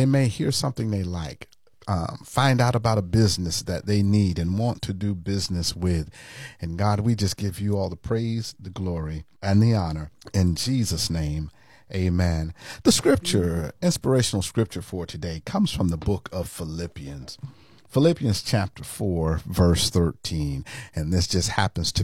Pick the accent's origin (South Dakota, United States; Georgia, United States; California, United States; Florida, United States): Florida, United States; I'm a native Floridian